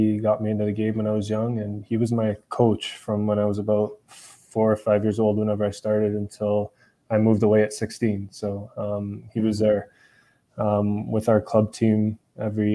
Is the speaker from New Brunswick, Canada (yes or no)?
no; Ajax, Ontario, Canada; moved away; also born or lived in Scotland; I grew up in Ajax, Ontario